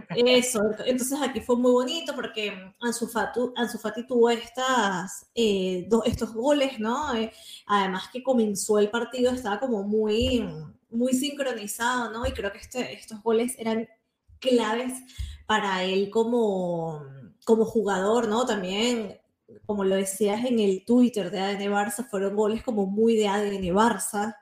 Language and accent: Spanish; Venezuela; accent: Venezuelan; now in Spain; son venezolanos y hablan como venezolanos